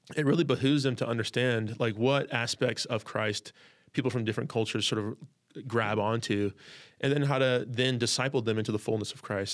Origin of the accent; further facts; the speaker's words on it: California, United States; also born or lived in Chicago, Illinois, United States; we moved from Chicago to California. I was six